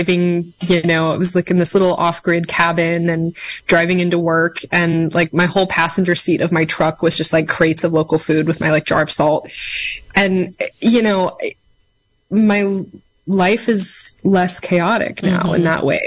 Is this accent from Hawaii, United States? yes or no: no; Mendocino Coast, California, United States; moved away as an adult; also born or lived in Portland, Oregon; I'm from the Mendocino Coast originally, but I'd left to go to college